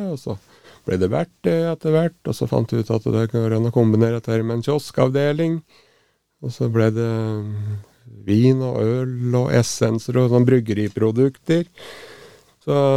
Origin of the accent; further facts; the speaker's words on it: Raufoss, Innlandet, Norway; Jeg vokste opp i, oppe i Grimaskauen på, på Raufoss